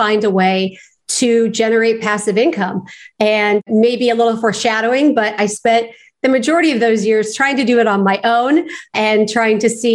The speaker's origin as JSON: {"language": "English", "town": "Los Angeles", "region": "California", "country": "United States", "tie": "born or raised there", "said": "growing up in Los Angeles"}